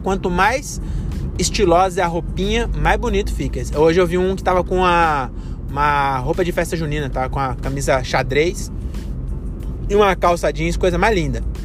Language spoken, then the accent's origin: Portuguese; Brazil; Nós somos brasileiros